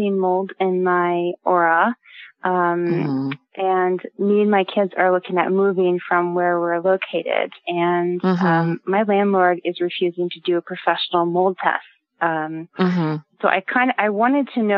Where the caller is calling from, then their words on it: Halifax, Nova Scotia, Canada; I'm calling from Halifax, Nova Scotia